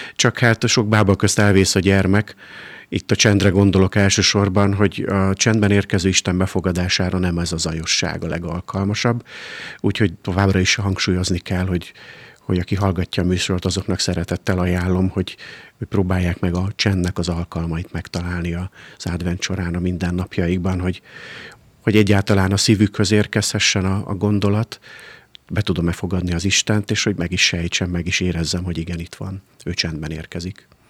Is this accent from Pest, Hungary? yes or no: no; Pécs, Baranya, Hungary; moved away; hiszen én is vidéki vagyok, nálunk Pécsett gyakoriak voltak ebben az időszakban